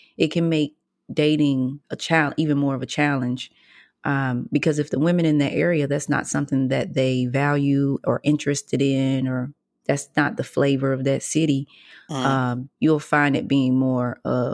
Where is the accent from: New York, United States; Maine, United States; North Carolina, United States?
North Carolina, United States; North Lenoir; But you from the country. We from the same place.